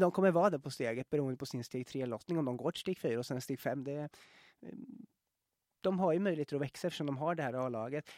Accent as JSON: {"language": "Swedish", "town": "Norrköping", "region": "Östergötland", "country": "Sweden", "tie": "born or raised there", "said": "så går vi ju hem till min hemstad, Norrköping"}